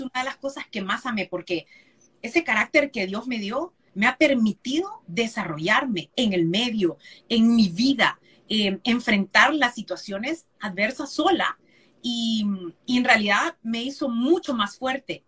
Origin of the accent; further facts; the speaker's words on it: San Pedro Sula, Cortés, Honduras; moved away as an adult; also born or lived in Tegucigalpa; Yo soy nacida en Tegucigalpa, pero criada en San Pedro